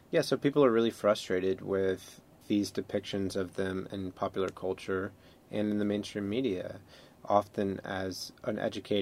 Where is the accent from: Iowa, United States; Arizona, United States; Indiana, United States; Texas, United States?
Texas, United States; also born or lived in Florida; I grew up first in Florida and then later in Texas, in very working class